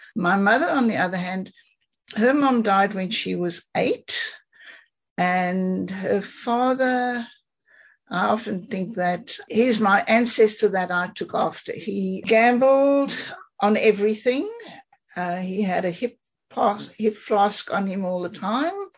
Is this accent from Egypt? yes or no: no; South Africa; I grew up in South Africa.